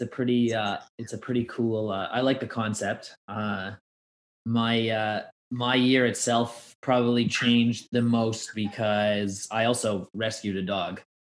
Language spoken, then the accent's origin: English; Toronto, Ontario, Canada; my hometown of Toronto